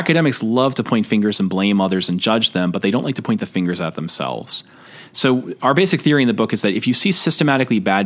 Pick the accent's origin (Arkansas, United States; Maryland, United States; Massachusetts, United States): Massachusetts, United States; Boston; I'm from Boston